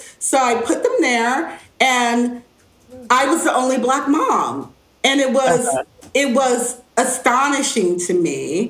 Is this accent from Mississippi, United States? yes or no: no; Cleveland, Ohio, United States; also born or lived in Chicago; I come from Chicago. First I came from Ohio, Cleveland area, and I had lots of family.